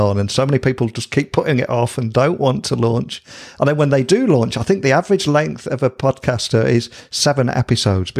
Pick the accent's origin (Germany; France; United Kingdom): United Kingdom; as a Brit